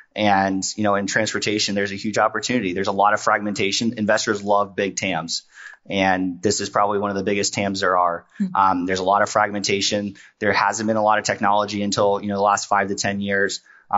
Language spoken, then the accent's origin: English; West Virginia, United States; I grew up in West Virginia. So I grew up in a tiny town in West Virginia.